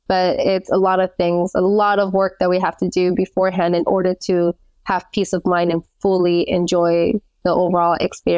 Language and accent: English; United States; moved away as an adult; which I was growing up in the States up until I was 19, I knew that if I didn't leave the country then, I was going to become complacent.